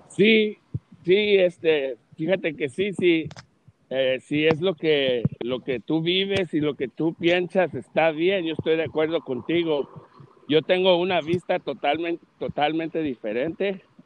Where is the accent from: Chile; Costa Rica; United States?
United States; Los Angeles, California; Yo soy de Los Ángeles, California